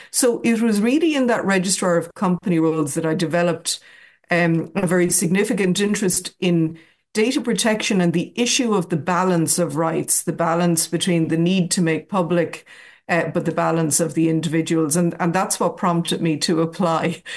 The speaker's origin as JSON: {"language": "English", "town": "Athlone", "region": "Leinster", "country": "Ireland", "tie": "born or raised there", "moved": "as an adult", "lives_now": "Dublin, Ireland", "said": "I was born and raised in Athlone"}